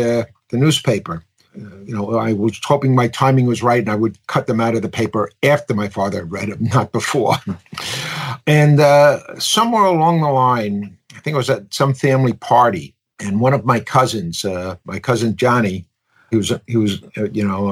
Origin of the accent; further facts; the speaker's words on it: New York City, New York, United States; I was born in Queens many years ago, way too many years ago